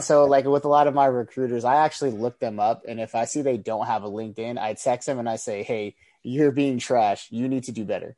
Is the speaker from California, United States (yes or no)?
yes; San Francisco Bay Area, California, United States; originally, I'm from the Bay Area, San Francisco Bay Area, California.